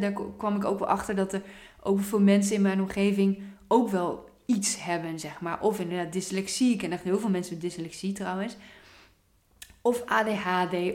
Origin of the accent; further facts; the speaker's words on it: Apeldoorn, Gelderland, Netherlands; Ik kom ook oorspronkelijk uit Apeldoorn.